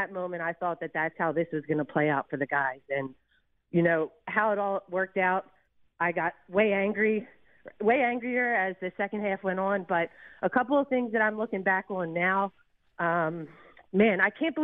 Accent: Philadelphia, Pennsylvania, United States; now in Houston, United States; I'm born and raised in Philly

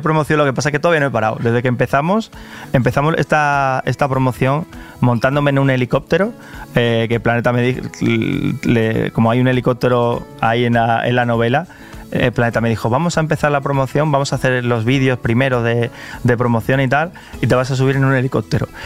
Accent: Carmona, Andalusia, Spain; also born or lived in Seville; la ciudad en la que me crié. Eh, aunque yo soy de Carmona, iba todos los fines de semana a Sevilla

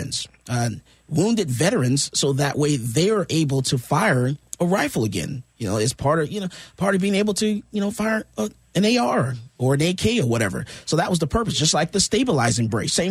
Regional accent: Missouri, United States; I'm from Missouri, the show me state

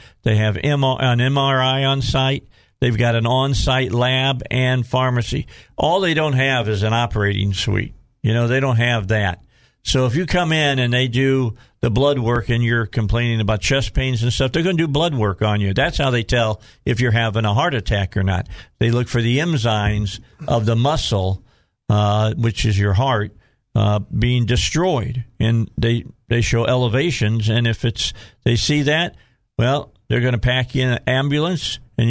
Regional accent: Chicago, Illinois, United States; moved away; also born or lived in Indianapolis; When I grew up in Chicago, I listened to two DJs, Wally Phillips on WGN on the morning show, and then in the afternoon, Uncle Larry Lujak, the super jock.

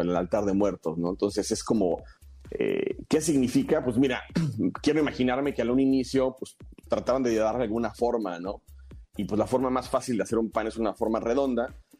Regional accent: Mexico; nos representa muy bien como, como mexicanos

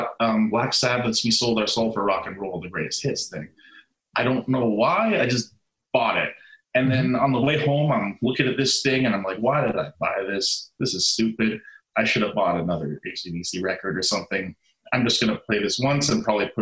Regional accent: Canada; moved away; I'm from Canada originally

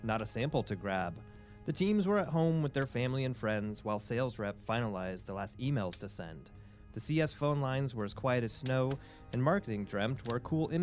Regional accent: Indiana, United States; also born or lived in Tucson, Arizona; I'm from Indiana.

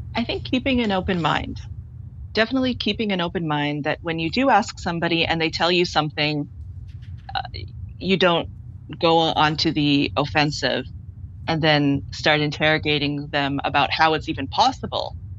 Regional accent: Toronto, Ontario, Canada; I grew up in Scarborough, which has a very large Chinese Caribbean population

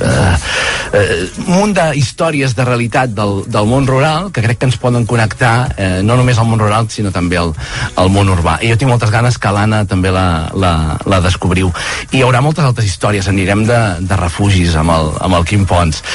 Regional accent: Mollet del Vallès, Catalonia, Spain; jo em vaig criar a Mollet del Vallès

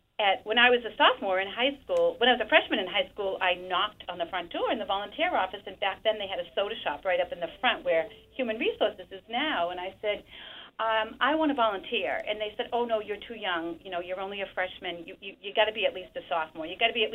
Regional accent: Salem, Massachusetts, United States; when I was a little girl, I grew up in Castle Hill in Salem

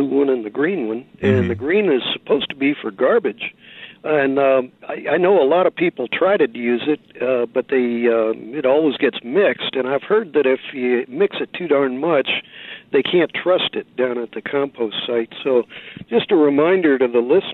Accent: Missouri, United States; now in San Francisco, United States; I was brought up in Missouri, not too far from the Ozark Mountains

